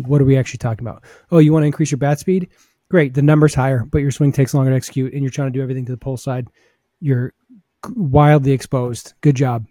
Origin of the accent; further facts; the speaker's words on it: New England, United States; growing up in New England